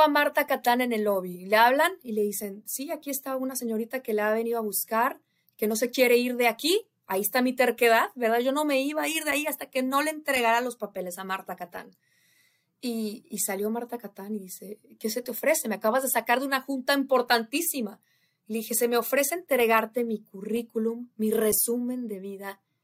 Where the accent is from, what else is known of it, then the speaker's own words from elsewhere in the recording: Irapuato, Guanajuato, Mexico; moved away as an adult; also born or lived in Monterrey, Nuevo León / Houston; now in United States; esa joven que creció en Irapuato, Guanajuato, que se fue a vivir a Monterrey, Nuevo León, mi tierra